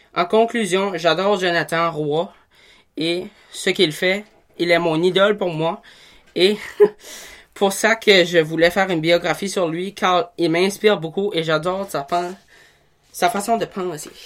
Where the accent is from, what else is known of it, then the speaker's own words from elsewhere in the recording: Tremblay, New Brunswick, Canada; also born or lived in Miramichi, New Brunswick; Puis là, ben, j'ai move out à, à, Tremblay. J'ai 13 ans, puis je vais au domaine étudiant à Petit Rocher